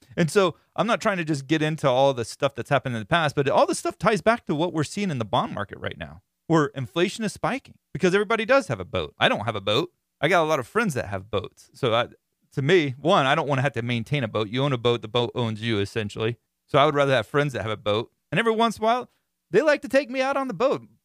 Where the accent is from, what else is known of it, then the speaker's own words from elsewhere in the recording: Florida, United States; I'm from Florida